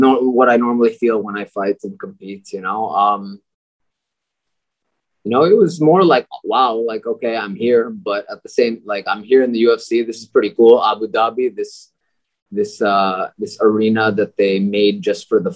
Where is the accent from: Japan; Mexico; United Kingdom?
Japan; Tokyo; moved away as an adult; also born or lived in United States / Baguio, Philippines; now in Philippines; I grew up in Tokyo, Japan